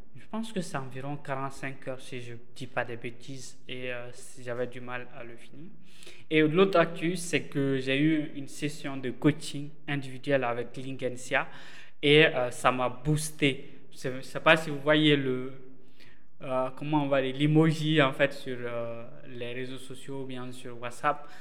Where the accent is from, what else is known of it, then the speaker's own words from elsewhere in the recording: Bamako, Mali; au Mali, chez nous, à Bamako